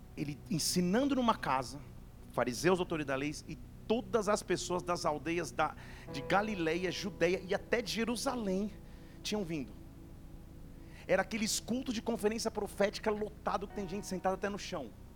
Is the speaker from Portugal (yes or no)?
no; Barbacena, Minas Gerais, Brazil; Lá na minha infância em Barbacena